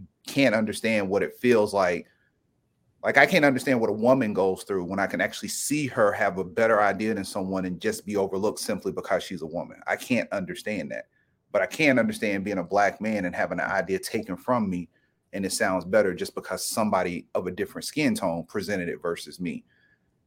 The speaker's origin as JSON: {"language": "English", "town": "Brewton", "region": "Alabama", "country": "United States", "tie": "born or raised there", "said": "I've been tapped in ever since I was born, growing up in Brewton, Alabama, living in the country"}